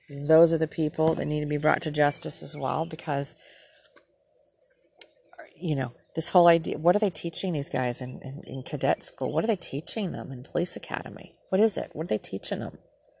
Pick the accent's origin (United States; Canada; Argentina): United States; Minnesota; This is my home state, Minnesota.